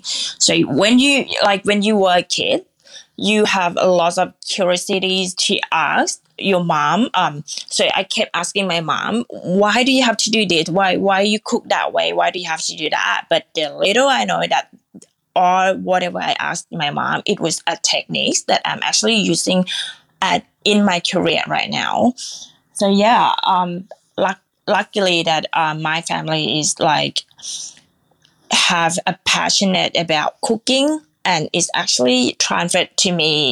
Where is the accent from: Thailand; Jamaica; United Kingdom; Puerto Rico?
Thailand; Nakhon Pathom; Well, I'm actually from the Nakhon Pathom, which is a central part of Thailand.